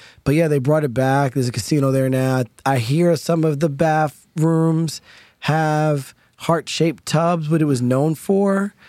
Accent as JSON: {"language": "English", "area": "Poconos", "region": "Northeast Pennsylvania", "country": "United States", "tie": "born or raised there", "also_born_or_lived": "Long Island", "said": "Yes, I grew up in Poconos."}